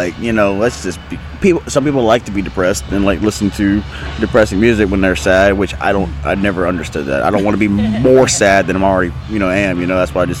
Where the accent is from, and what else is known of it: Oakdale, Louisiana, United States; born or raised there